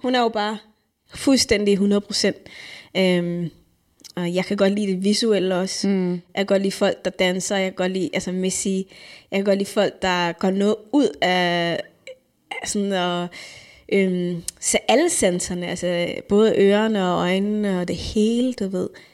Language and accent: Danish; Denmark; jeg kommer her som dansker